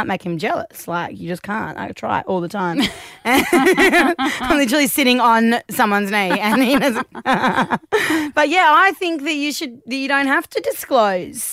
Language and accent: English; Australia; being Australian